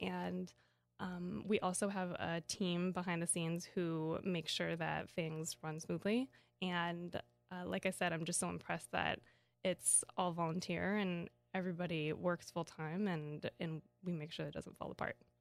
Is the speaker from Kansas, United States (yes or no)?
yes; Kansas, United States; I grew up in Kansas